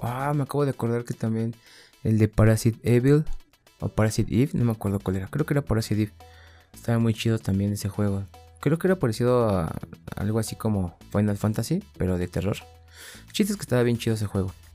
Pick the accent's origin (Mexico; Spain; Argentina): Mexico; en mi país, aquí en México